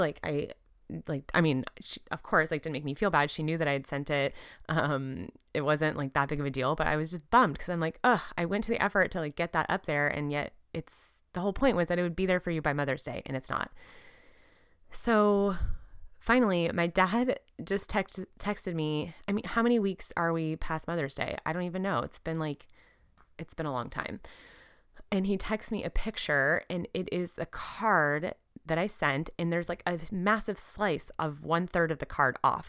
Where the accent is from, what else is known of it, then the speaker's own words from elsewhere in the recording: Southern California, United States; also born or lived in San Diego, California / Portland, Oregon; We're from Southern California originally